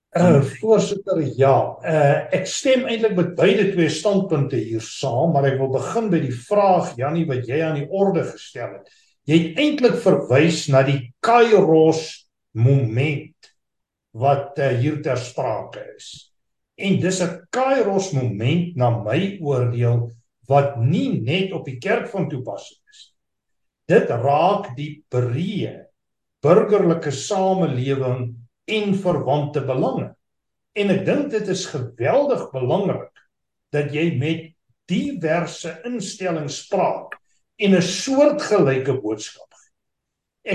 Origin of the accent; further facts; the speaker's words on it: South Africa; as Suid-Afrikaners